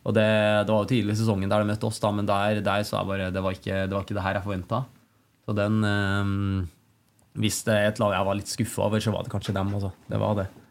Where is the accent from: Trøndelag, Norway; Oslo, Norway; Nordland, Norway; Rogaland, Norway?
Trøndelag, Norway; Trondheim; moved away as an adult; also born or lived in China; her hjemme i Trondheim